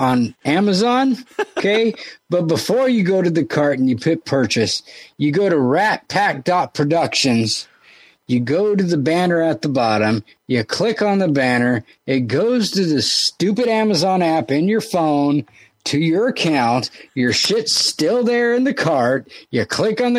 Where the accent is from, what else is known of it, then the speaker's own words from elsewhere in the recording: United States; we're fucking American